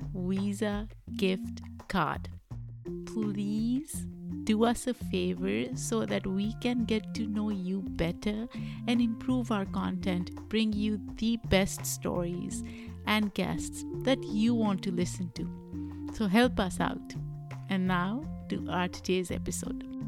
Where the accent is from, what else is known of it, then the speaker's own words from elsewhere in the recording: Pakistan; now in United States; I am an immigrant. I grew up in Pakistan.